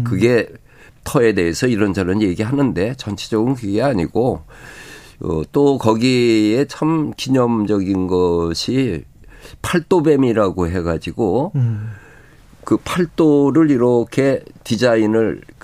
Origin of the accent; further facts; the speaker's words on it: Seoul, South Korea; 내 고향 서울